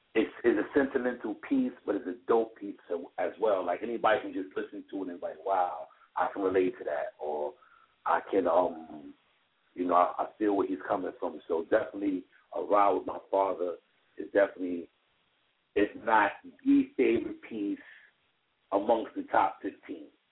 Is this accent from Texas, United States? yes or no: no; New York City, New York, United States; I'm born and raised in Brooklyn